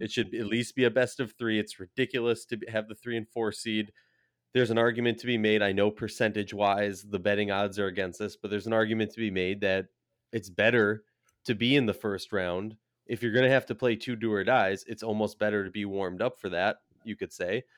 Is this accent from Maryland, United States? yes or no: no; Minnesota, United States; I'm from Minnesota